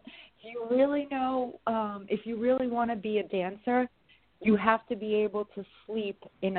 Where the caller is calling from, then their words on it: New York, United States; I'm in New York.